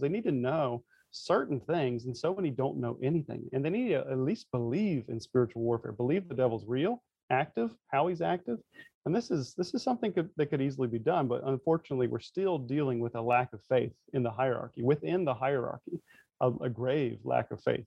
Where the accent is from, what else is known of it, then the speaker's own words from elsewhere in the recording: North Carolina, United States; growing up in the South in the um, North Carolina, it's very much the Bible Belt.